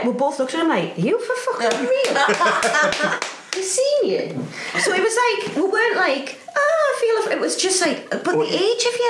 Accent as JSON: {"language": "English", "town": "Newcastle upon Tyne", "region": "North East England", "country": "United Kingdom", "accent": "Geordie"}